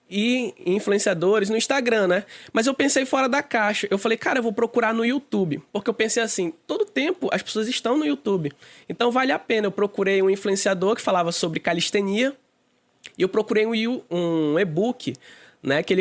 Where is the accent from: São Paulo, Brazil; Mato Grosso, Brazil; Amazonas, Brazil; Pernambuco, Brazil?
Amazonas, Brazil; Manaus; Eu sou, eu sou do Amazonas, sou daqui de Manaus.